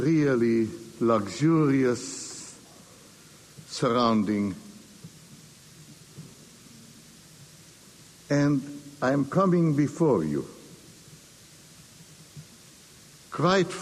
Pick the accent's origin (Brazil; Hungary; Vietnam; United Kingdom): Hungary; now in United States; I was born in Hungary. For more than half a century, I could not and did not get back to visit my native land